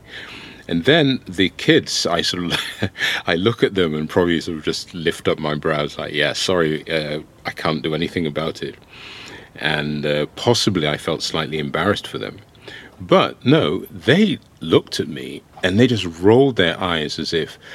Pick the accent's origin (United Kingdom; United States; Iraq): United Kingdom; England; also born or lived in Ohafia, Nigeria (ancestral village); I was born in England